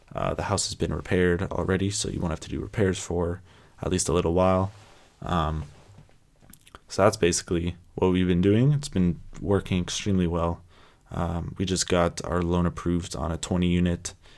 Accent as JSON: {"language": "English", "area": "San Francisco Bay Area", "region": "California", "country": "United States", "tie": "born or raised there", "also_born_or_lived": "Toronto, Canada", "said": "I was born in Toronto, Canada. Uh, then I moved down to the San Francisco Bay Area when I was about three or four. Um, so I would definitely say that I grew up in the San Francisco Bay Area"}